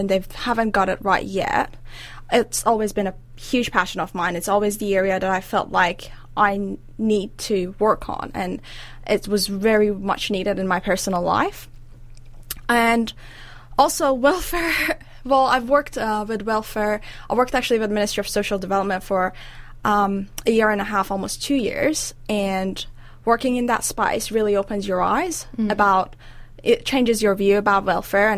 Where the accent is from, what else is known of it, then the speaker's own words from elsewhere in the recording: Iran; now in New Zealand; I'm originally from Iran in the Middle East